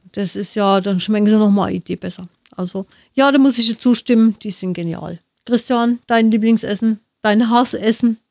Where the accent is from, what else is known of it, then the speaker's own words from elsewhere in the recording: Nuremberg, Bavaria, Germany; bei uns in Nürnberg